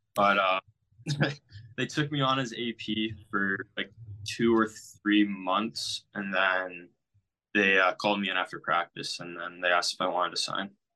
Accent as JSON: {"language": "English", "town": "Amherstburg", "region": "Ontario", "country": "Canada", "tie": "born or raised there"}